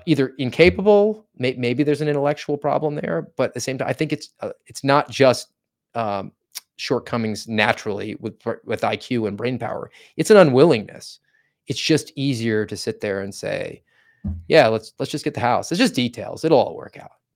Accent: Volusia County, Florida, United States; I hail from Volusia County, Florida

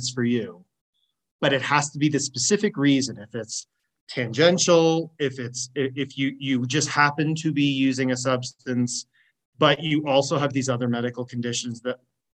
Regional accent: Washington, United States; I'm from Washington State

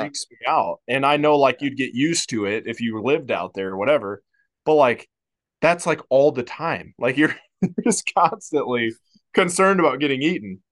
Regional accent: Iowa, United States; moved away; growing up in Iowa

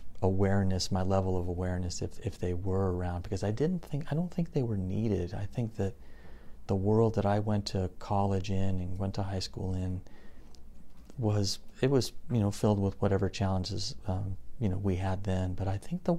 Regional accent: Covina, California, United States; also born or lived in Germany; I was raised in the San Gabriel Valley in the city of Covina

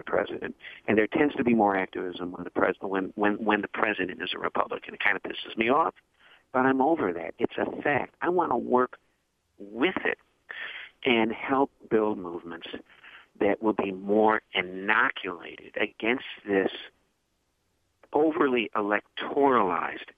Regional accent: Chicago, Illinois, United States; I'm from Chicago

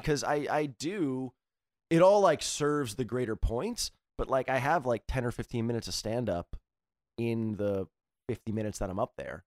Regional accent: East Coast, United States; I come from East Coast, type

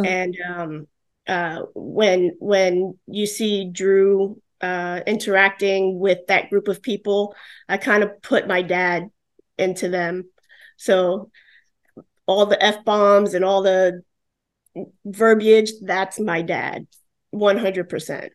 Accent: New York City, New York, United States; now in Florida, United States; I'm an Italian from the Bronx

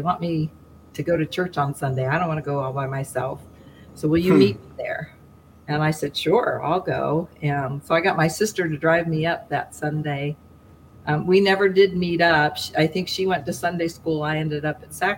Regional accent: Ohio, United States; I'm from Ohio. I was born and raised here

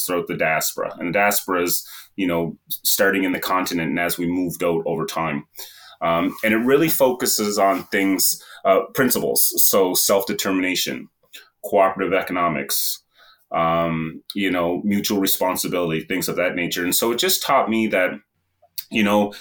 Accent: Sydney, Nova Scotia, Canada; I'm from Whitney Pier, which is a cultural mosaic or a melting pot community located in Cape Breton Island in Nova Scotia. So I'm at the very far east coast of this beautiful country. And I've been born and raised here

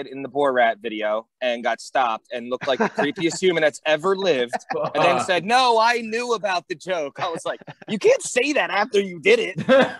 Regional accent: Norristown, Pennsylvania, United States; I was born in Norristown. My mom's side of the family is from Fairmount.

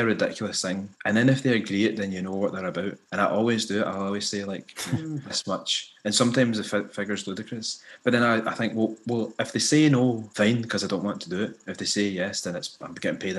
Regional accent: Scotland, United Kingdom; I'd grown up mixed race in Scotland, like with a black parent and a white parent

